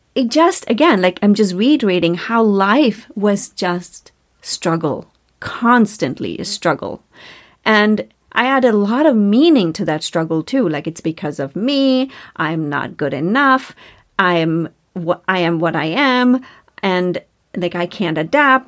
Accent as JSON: {"language": "English", "country": "India", "tie": "born or raised there", "moved": "as an adult", "lives_now": "United States", "said": "I grew up in India"}